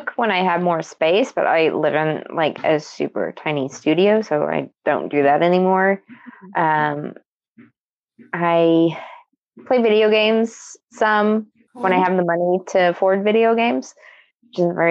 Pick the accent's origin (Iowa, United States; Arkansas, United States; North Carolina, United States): Arkansas, United States; we're from Arkansas